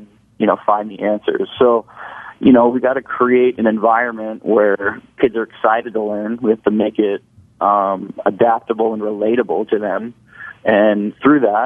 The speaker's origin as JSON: {"language": "English", "area": "Orange County", "region": "California", "country": "United States", "tie": "born or raised there", "also_born_or_lived": "San Diego, California", "lives_now": "Hermosa Beach, United States", "said": "I grew up in Orange County, California"}